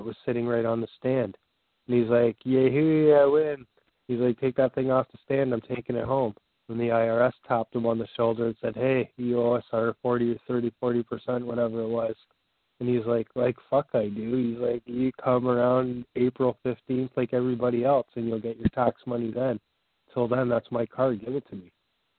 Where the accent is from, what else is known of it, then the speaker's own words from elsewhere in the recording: Canada; I'm a Canadian citizen.